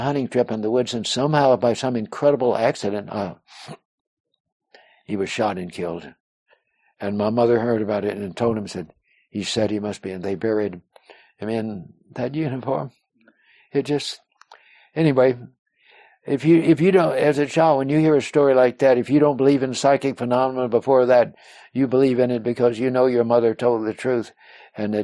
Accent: Odem, Texas, United States; also born or lived in Corpus Christi, Texas; We moved away from Odom when I was 9 years old

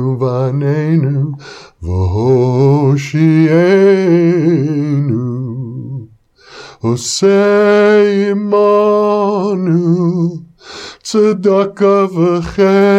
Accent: Wisconsin, United States; I grew up in Wisconsin in a conservative Jewish household

